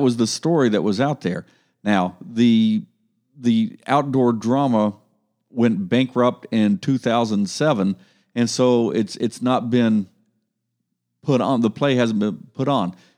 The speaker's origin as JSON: {"language": "English", "region": "Ohio", "country": "United States", "said": "we're from Ohio"}